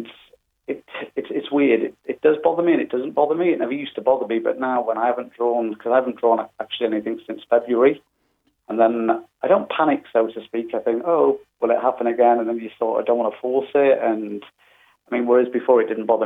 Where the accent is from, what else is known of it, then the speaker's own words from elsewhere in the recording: North Wales, United Kingdom; moved away; also born or lived in Australia; I'm from North Wales originally